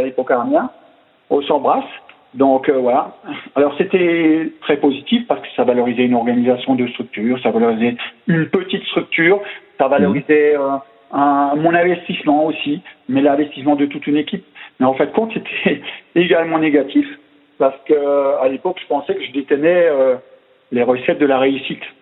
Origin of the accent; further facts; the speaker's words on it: Alsace, Grand Est, France; accent: Alsatian; c'était un petit club en Alsace bah, mhm. On l'entendra dans mon accent